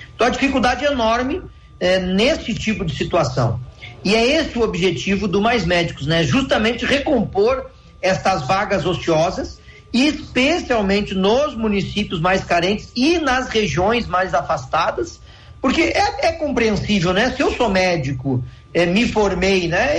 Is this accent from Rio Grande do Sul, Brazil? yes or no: yes; Taquari, Rio Grande do Sul, Brazil; lá para a minha cidade, para Taquari